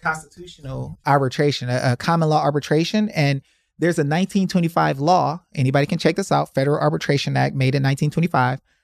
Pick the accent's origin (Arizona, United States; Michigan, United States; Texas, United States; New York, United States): Michigan, United States; Detroit; I'm from Detroit.